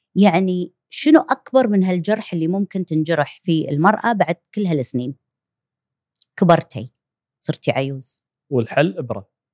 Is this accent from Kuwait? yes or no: yes; Kuwait; عندنا بالكويت